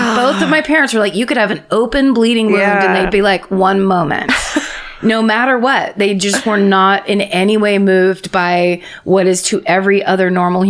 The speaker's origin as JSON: {"language": "English", "town": "Dallas", "region": "Texas", "country": "United States", "said": "I'm from Dallas, Texas, and people here love to go to the dirty ass lakes and go tubing."}